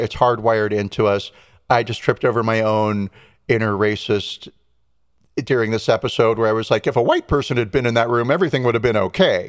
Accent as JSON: {"language": "English", "town": "Los Angeles", "region": "California", "country": "United States", "tie": "born or raised there", "said": "LA, my hometown"}